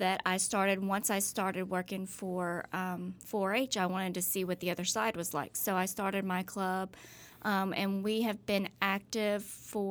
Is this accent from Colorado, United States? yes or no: no; Starkville, Mississippi, United States; also born or lived in Walterboro, South Carolina; But hey, I was raised here.